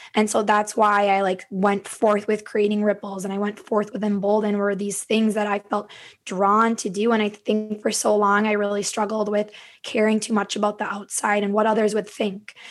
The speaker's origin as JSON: {"language": "English", "town": "Stillwater", "region": "Minnesota", "country": "United States", "tie": "born or raised there", "also_born_or_lived": "Lake Elmo, Minnesota", "said": "I am a Minnesota native. I grew up in Stillwater, Minnesota, and I now live in Lake Elmo"}